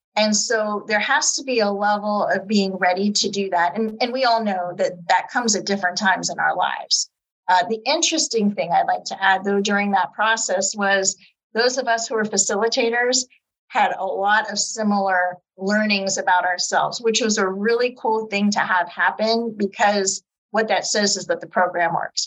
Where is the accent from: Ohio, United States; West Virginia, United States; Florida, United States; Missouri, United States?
Ohio, United States; Youngstown; also born or lived in Girard, Ohio; I was born and raised in Youngstown.